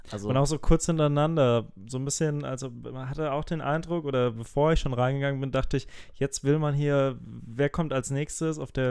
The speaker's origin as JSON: {"language": "German", "region": "Hesse", "country": "Germany", "said": "es gibt in Hessen, ich komme aus Hessen, gibt es den Hessentag"}